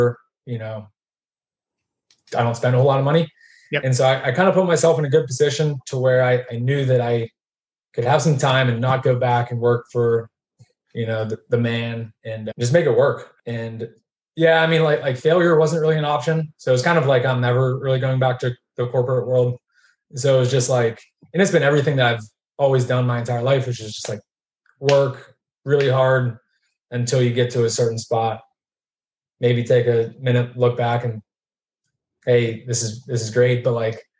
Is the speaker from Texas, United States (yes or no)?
no; Pittsburgh, Pennsylvania, United States; we grew up middle class in Pittsburgh, just outside of like the city